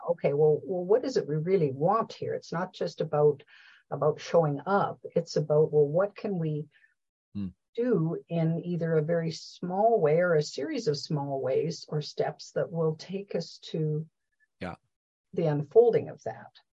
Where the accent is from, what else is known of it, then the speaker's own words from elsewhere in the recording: Canada; we say process or process in Canada